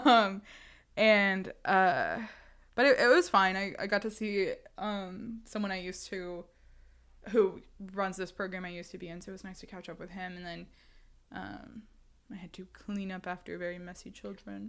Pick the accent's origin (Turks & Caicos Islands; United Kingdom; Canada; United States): United States; I'm an American